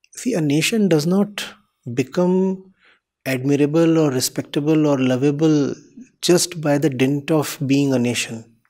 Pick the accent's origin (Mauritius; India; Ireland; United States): India; I am an Indian